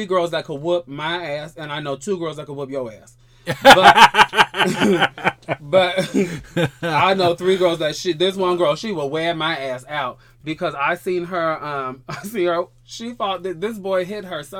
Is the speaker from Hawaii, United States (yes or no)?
yes; Hawaii, United States; I'm from Hawaii, and Islander girls, you know, they ain't afraid to scrap.